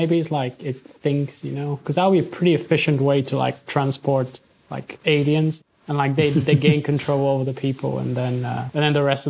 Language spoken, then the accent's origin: English; Bulgaria; when I was 8 growing up in Bulgaria.